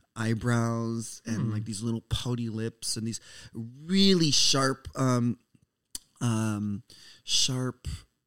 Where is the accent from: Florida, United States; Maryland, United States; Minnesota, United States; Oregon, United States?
Minnesota, United States; I grew up in Minnesota.